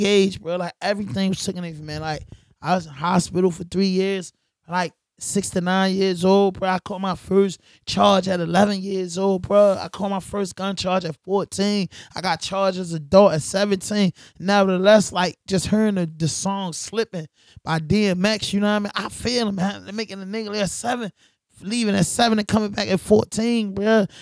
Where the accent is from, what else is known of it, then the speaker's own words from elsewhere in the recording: Baltimore, Maryland, United States; I'm from Baltimore